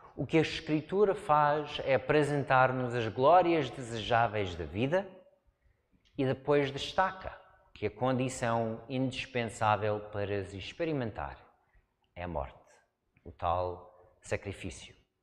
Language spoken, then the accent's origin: Portuguese; United States; Portuguese is a second language; moved away as an adult; now in Portugal; Cresci numa zona de montanhas, nos Estados Unidos